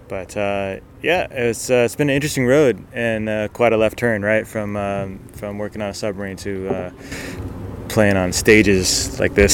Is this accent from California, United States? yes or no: yes; Porterville, California, United States; born or raised there; moved away as an adult; also born or lived in Seattle